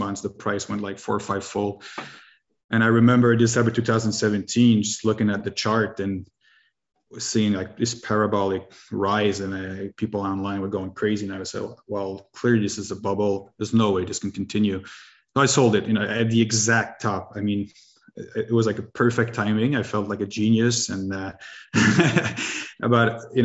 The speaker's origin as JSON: {"language": "English", "country": "Canada", "said": "I'm from Canada, French Canadian"}